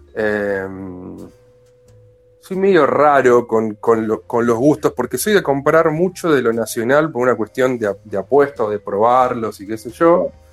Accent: Villa Insuperable, Buenos Aires Province, Argentina; also born or lived in Mataderos, Buenos Aires; viví siempre cruzando la General Paz media cuadra en un barrio que tiene un nombre muy bueno, que es parte de la República de Mataderos, pero del lado de provincia, se llama Villa

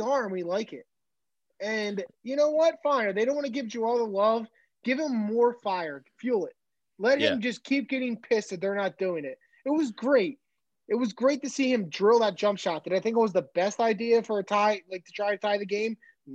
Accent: suburbs of Philadelphia, Pennsylvania, United States; we're not from Philly. We're from the suburbs

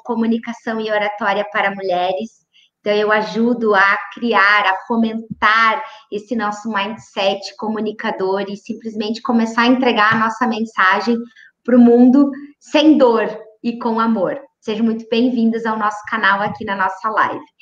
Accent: Maravilha, Santa Catarina, Brazil; moved away; foram os, os anos mais lindos da minha infância morar em Maravilha

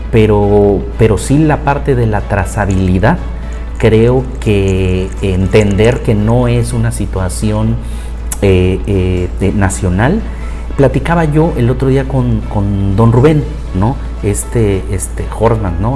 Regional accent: Mexico; nosotros acá en México

